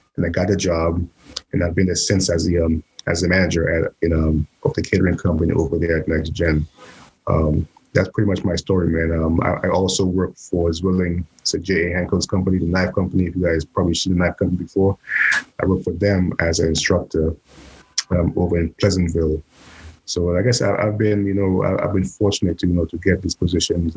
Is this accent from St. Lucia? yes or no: yes; St. Lucia; moved away as an adult; now in New York, United States; I was born in the Caribbean, St. Lucia